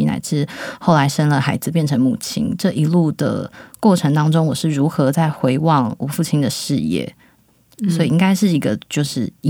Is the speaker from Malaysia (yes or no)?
no; Yilan, Yilan County, Taiwan; 他他每几年就会问我说：“哎，你的故乡在哪里？”只要我说宜兰市，而非察哈尔，他就会勃然大怒